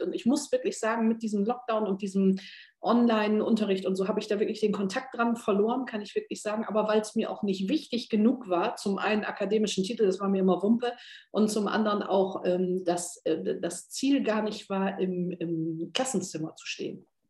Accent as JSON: {"language": "German", "area": "North Sea coast", "region": "Northern Germany", "country": "Germany", "tie": "born or raised there", "said": "ich bin ja sehr norddeutsch, also ich bin ja direkt an der Küste äh, geboren, an der Nordsee"}